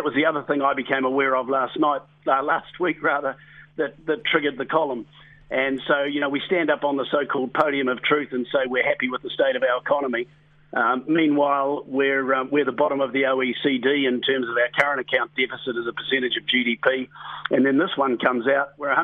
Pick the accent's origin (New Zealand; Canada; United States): New Zealand; we are proud Kiwis